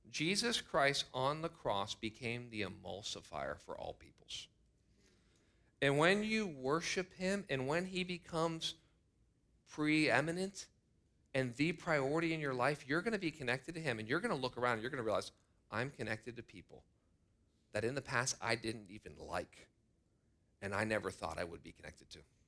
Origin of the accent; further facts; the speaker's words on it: United States; I am so grateful to be an American.